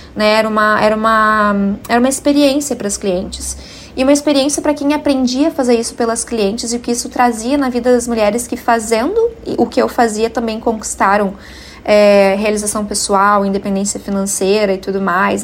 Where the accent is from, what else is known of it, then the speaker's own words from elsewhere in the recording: Cachoeirinha, Rio Grande do Sul, Brazil; na minha cidade natal em Cachoeirinha